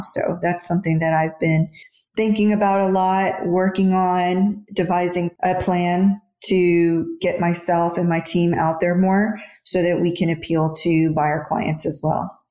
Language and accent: English; Houston, Texas, United States; now in Dallas, United States; I grew up in Houston, moved to Dallas in 97.